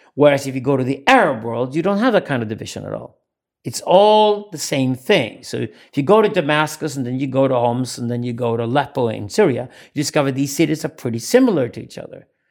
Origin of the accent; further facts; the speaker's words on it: Sweden; accent: Scandinavian English; English is a second language; I come from Sweden.